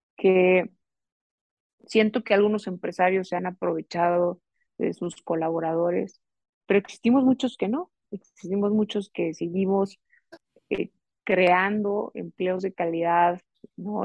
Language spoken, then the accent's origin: Spanish; Mexico; con los resilientes y también creativos que somos mexicanos